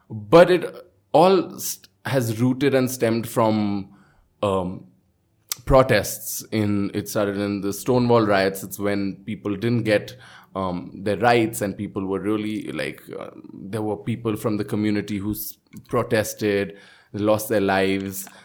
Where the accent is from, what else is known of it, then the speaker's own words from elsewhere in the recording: Birgunj, Madhesh Province, Nepal; I came from Birgunj and for me